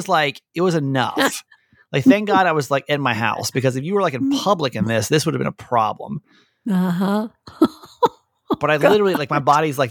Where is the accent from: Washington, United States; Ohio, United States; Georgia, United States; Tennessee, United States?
Georgia, United States; moved away; also born or lived in San Diego; I grew up in Georgia